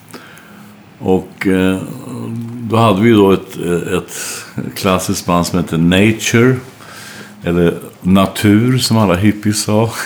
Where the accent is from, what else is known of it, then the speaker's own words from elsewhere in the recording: Örebro, Örebro County, Sweden; jag är uppväxt i Örebro